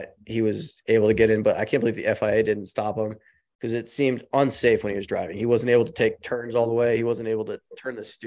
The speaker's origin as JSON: {"language": "English", "country": "United States", "said": "As an American"}